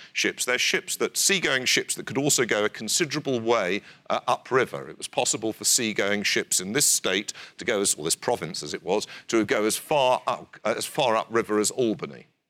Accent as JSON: {"language": "English", "country": "United Kingdom"}